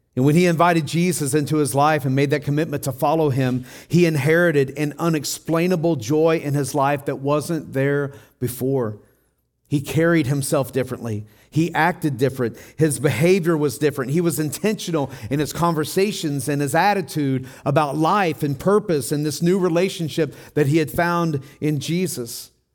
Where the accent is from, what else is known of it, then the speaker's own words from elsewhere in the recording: Tennessee, United States; when I was growing up in Tennessee, I was about ten years old